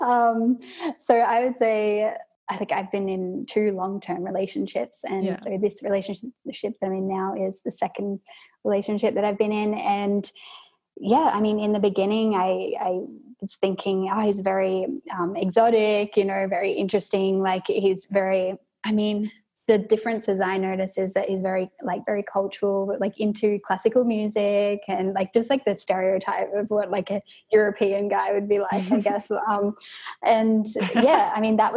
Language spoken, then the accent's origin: English; Australia; moved away as an adult; now in Vienna, Austria; I'm an Australian currently living in Vienna, Austria.